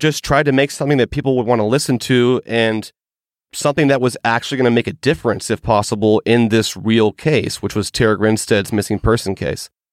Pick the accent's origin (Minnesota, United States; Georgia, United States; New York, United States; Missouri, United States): Georgia, United States; in my home state, which is Georgia